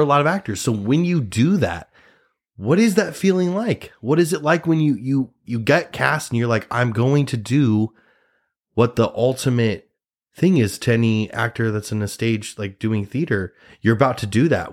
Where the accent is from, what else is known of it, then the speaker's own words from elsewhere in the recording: Nebraska, United States; now in New York City, United States; I'm a Nebraskan. I'm a Nebraska boy. I'm an, I'm from Nebraska